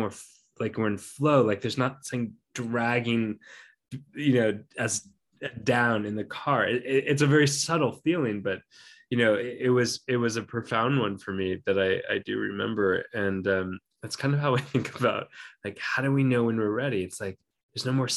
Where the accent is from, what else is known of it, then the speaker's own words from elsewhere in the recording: Minnesota, United States; moved away; I grew up in Minnesota for some years